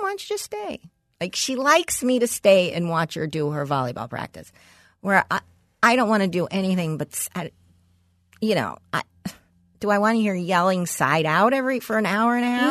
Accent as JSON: {"language": "English", "town": "Los Angeles", "region": "California", "country": "United States", "tie": "born or raised there", "said": "a block from where I grew up in West Hills"}